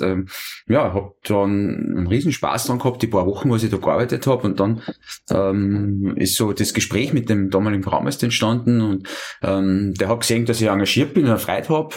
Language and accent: German; Schladming, Styria, Austria; ich bin ja gebürtiger Einstaller, ich bin äh, in Schlaping aufgewachsen